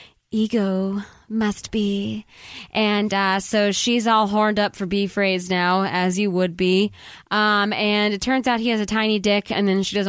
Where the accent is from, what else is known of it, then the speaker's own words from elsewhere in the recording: Chicago, Illinois, United States; because I grew up obviously in Chicago with Michael Jordan, Rodman, and Pippen, so those were my dudes.